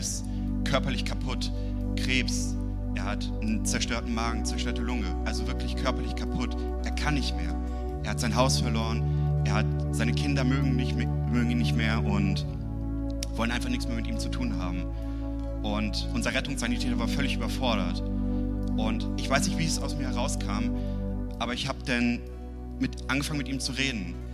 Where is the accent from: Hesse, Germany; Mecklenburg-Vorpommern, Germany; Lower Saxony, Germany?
Lower Saxony, Germany; Uelzen; ich komme aus Uelzen. In Uelzen habe ich meinen Traumjob wahrgemacht.